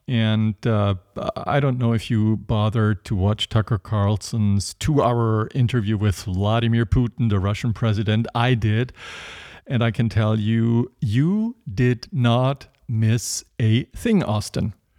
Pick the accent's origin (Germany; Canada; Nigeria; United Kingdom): Germany; near Stuttgart, Baden-Württemberg; I grew up in West Germany, near Stuttgart. Uh, that's in the southwest